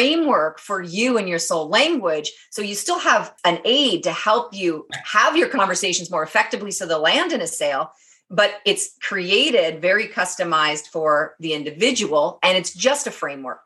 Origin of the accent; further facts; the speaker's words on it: Canada; They knew I was Canadian